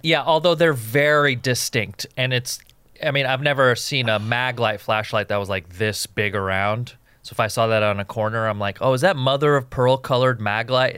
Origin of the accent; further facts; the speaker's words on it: West Coast, United States; I grew up on the West Coast